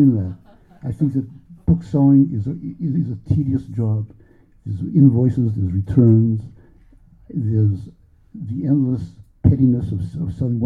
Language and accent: English; Boston, Massachusetts, United States; I grew up in Boston. I grew up in an Orthodox Jewish neighborhood